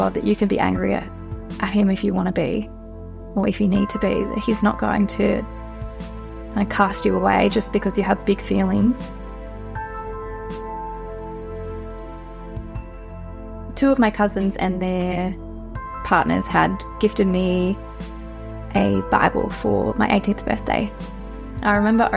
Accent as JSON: {"language": "English", "town": "Sale", "region": "Victoria", "country": "Australia", "tie": "born or raised there", "said": "I grew up around Gippsland. I grew up just outside of Sale on a farm"}